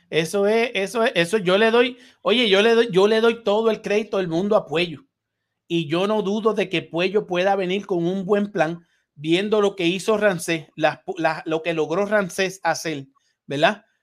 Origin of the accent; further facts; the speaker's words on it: San Juan de la Maguana, San Juan, Dominican Republic; a todo mi país, República Dominicana, mi pueblo San Juan de la Maguana, mi familia